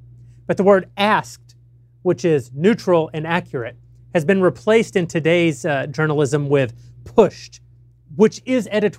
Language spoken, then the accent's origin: English; Texas, United States; I'm from Texas. I'm weird. I like to eat chili for breakfast.